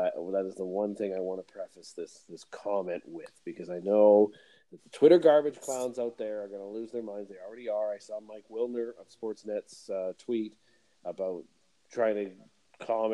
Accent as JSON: {"language": "English", "country": "Canada", "said": "being a Canadian"}